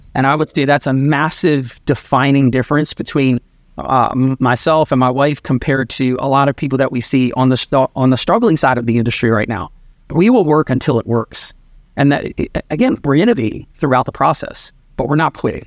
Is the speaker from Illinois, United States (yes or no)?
no; Maryland, United States; also born or lived in New York / Sarasota, Florida; born in New York. I grew up in Maryland